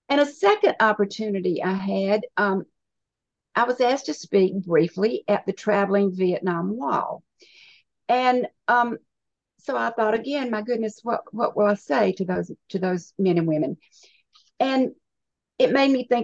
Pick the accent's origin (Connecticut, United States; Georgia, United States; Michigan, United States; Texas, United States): Georgia, United States; also born or lived in California / North Carolina; I was born in California, but grew up pretty much in Georgia and North Carolina. So my home has been Georgia for most of my life.